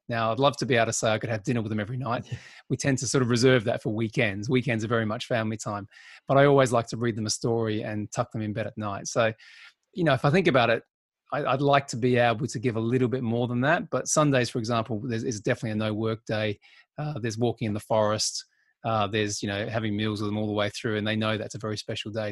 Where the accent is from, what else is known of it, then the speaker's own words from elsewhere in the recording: Australia; now in United Kingdom; being an Aussie